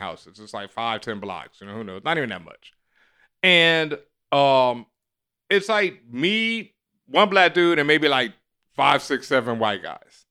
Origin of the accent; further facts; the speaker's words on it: Houston, Texas, United States; I grew up in Third Ward, Houston, Texas